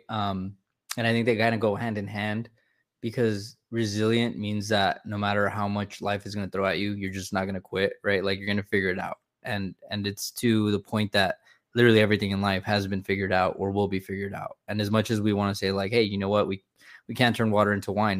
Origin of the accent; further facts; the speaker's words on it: California, United States; moved away as an adult; I grew up in California for 27 years